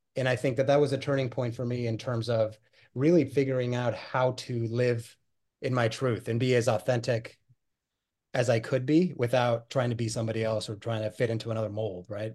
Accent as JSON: {"language": "English", "region": "Pacific Northwest", "country": "United States", "tie": "born or raised there", "also_born_or_lived": "Buenos Aires, Argentina", "said": "I was born in Buenos Aires, Argentina, and, uh, was born and raised there. My family moved to the United States, uh, in search of that, that elusive American dream, uh, when I was nine years old, and we settled in the Pacific Northwest"}